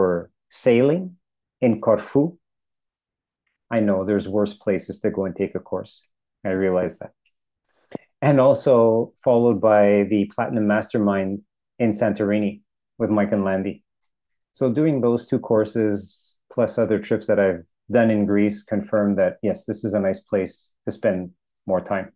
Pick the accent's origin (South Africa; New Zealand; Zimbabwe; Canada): Canada; Montreal, Quebec; moved away; I was born and raised in Montreal